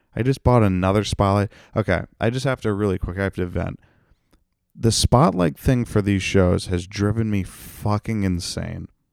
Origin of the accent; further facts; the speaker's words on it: North Attleboro, Massachusetts, United States; my hometown of North Attleboro.